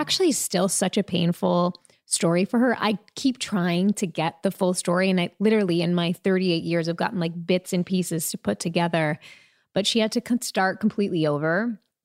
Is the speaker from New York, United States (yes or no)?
yes; Long Island, New York, United States; also born or lived in Queens, New York; I was first born in Queens, I should say, and then raised on Long Island.